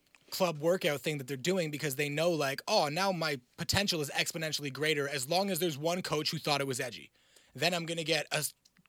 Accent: Clarkson, Ontario, Canada; I grew up in Clarkson and went to a Catholic school

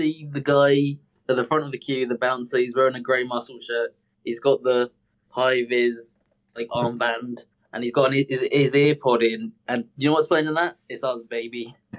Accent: Southern United States, United States; Ouch, because I'm from the South.

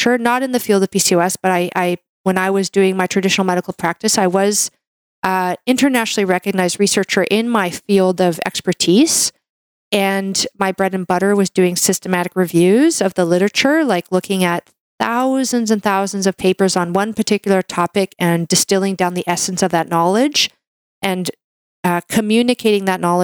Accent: Canada; I'm a Canadian medical doctor

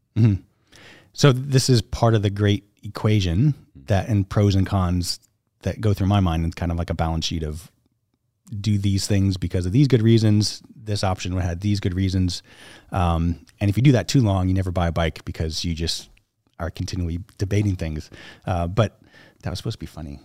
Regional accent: upstate New York, United States; also born or lived in Southern California; grew up in New York, graduated high school, and went to college in Rochester, New York

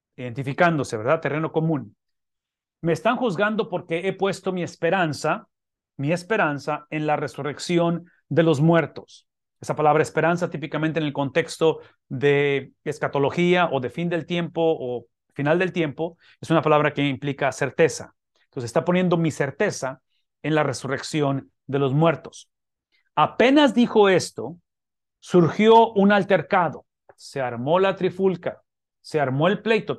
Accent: Ciudad Mante, Tamaulipas, Mexico; moved away; soy de Ciudad Mante, donde puedo hablar de mis raíces

